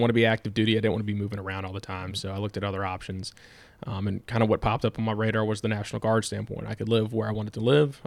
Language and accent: English; Hanover County, Virginia, United States; I grew up in Hanover